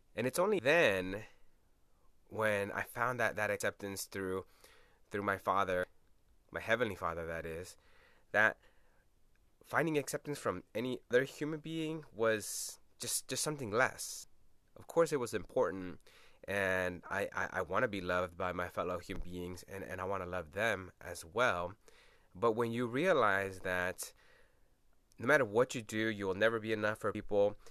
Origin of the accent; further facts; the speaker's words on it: Portland, Oregon, United States; first language Spanish; English is a second language; also born or lived in Los Angeles, California / El Salvador (family); born in Los Angeles, but I've spent most of my time in, in Portland, Oregon